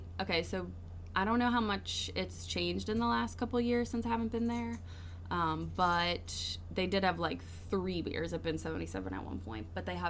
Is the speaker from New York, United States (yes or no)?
no; New Orleans, Louisiana, United States; I'm from New Orleans